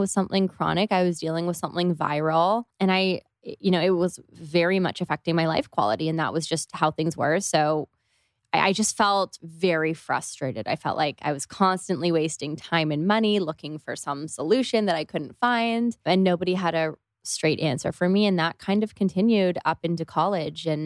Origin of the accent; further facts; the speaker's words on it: Toronto, Ontario, Canada; Especially I'm from Canada and it just wasn't. Yeah, yeah we're both from Toronto.